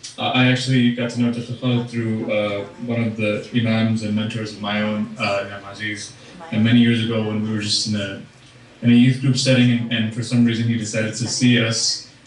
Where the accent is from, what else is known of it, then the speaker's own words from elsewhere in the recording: Manchester, North West England, United Kingdom; I'm from Manchester in Northern England.